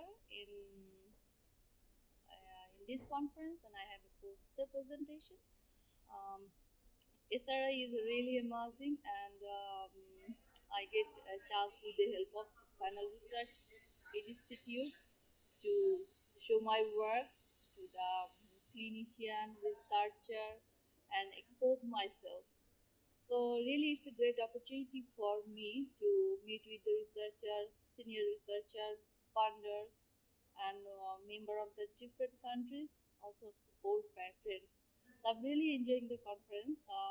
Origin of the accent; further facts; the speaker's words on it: Bangladesh; from Bangladesh